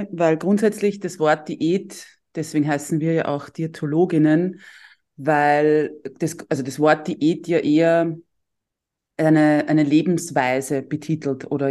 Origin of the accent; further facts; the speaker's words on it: Tullnerfeld, Lower Austria, Austria; ich bin aus Niederösterreich, aus dem schönen Dulnerfeld